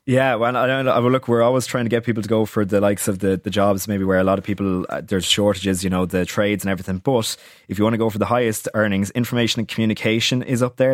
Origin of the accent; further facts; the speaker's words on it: Wicklow, Leinster, Ireland; To my hometown, to Wicklow